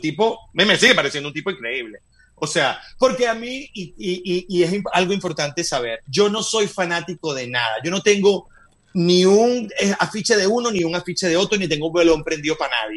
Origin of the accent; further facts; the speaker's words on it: Venezuela; moved away as an adult; also born or lived in Madrid, Spain; now in United States; soy venezolano de nacimiento, nunca lo dejaré de ser